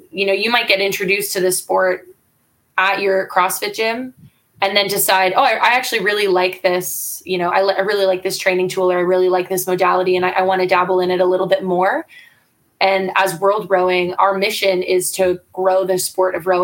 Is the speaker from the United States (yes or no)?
no; Canada; I'm Canadian